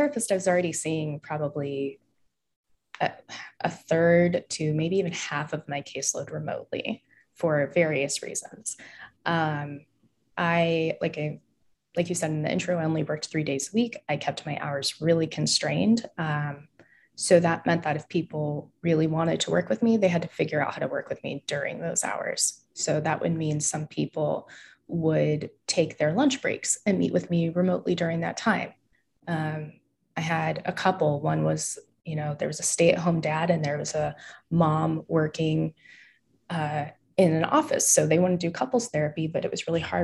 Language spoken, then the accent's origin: English; Bakersfield, California, United States; now in San Francisco, United States; I am thoroughly a West Coaster, born and raised in California. I've been here most of my life, currently based in San Francisco